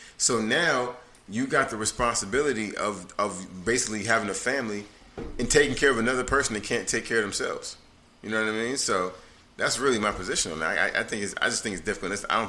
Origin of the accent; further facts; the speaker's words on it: Washington, District of Columbia, United States; moved away; I speak American Sign Language. I'm from Washington D.C. area